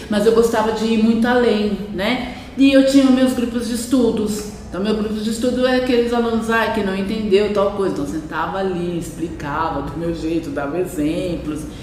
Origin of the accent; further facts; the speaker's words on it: Campinas, São Paulo, Brazil; moved away as an adult; also born or lived in Uberaba, Minas Gerais; now in Campos do Jordão, Brazil; Eu sou natural de Uberaba, Minas Gerais, Triângulo Mineiro, né? E só que eu vim para o estado de São Paulo muito é, com quatro anos, ainda menina, né? Ainda criança e com quatro anos e a partir daí para Campinas, né, interior de São Paulo e onde foi toda a minha infância, é, adolescência, juventude